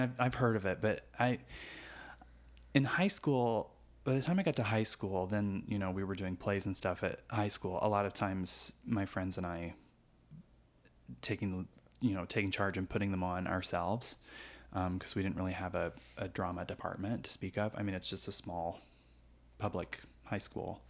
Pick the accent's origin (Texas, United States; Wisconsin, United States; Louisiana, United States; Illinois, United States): Illinois, United States; Du Quoin; moved away as an adult; also born or lived in Evansville, Indiana; I grew up in a little town called Du Coin, Illinois, uh, which is a little farm town in rural Southern Illinois.